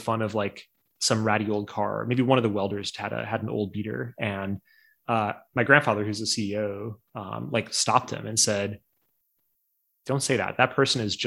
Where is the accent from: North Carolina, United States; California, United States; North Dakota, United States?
North Dakota, United States; I grew up in North Dakota